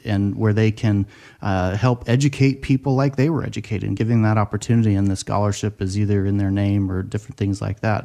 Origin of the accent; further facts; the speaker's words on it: Seattle, Washington, United States; I grew up in Seattle